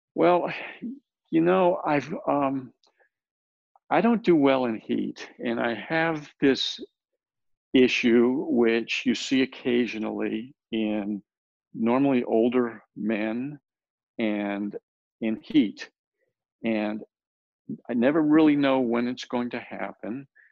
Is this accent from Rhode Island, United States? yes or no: yes; Rhode Island, United States; also born or lived in El Paso, Texas / Houston, Texas; now in San Antonio, United States; I was born in El Paso, but I grew up in Rhode Island